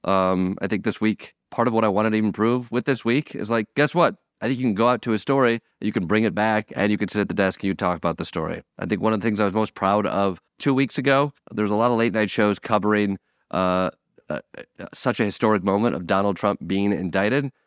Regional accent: Michigan, United States; moved away; my hometown brewery

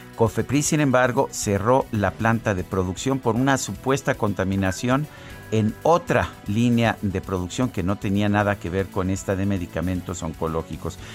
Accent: Mexico

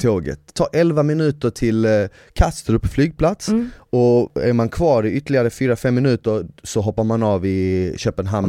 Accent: Malmö, Skåne, Sweden; moved away; eftersom jag är uppvuxen i Malmö så har jag mer eller mindre under hela min barndom hört danska

